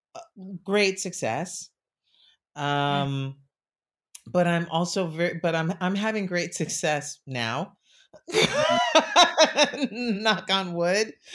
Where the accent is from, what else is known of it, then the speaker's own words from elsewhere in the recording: New York City, New York, United States; I grew up in New York City